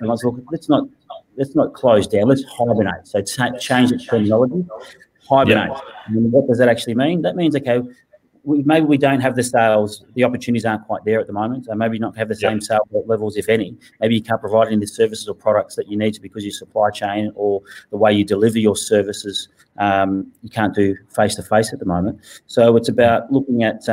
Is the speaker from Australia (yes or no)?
yes; Victoria, Australia; moved away as an adult; also born or lived in Western Australia / Balranald, New South Wales; we're both originally from Victoria